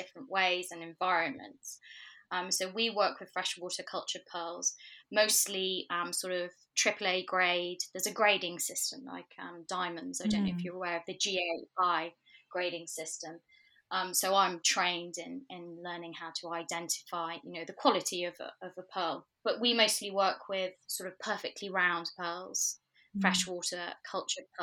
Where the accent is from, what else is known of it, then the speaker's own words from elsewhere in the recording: Manchester, North West England, United Kingdom; moved away as an adult; also born or lived in New York; now in London, United Kingdom; I'm originally from Manchester